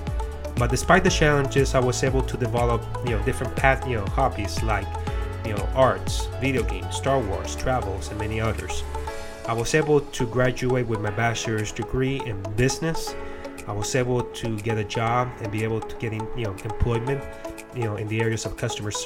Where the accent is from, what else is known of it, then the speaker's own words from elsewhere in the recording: Puerto Rico; now in Florida, United States; I'm a person that was born and raised in Puerto Rico or Puerto Rican, but now today residing in Florida in the United States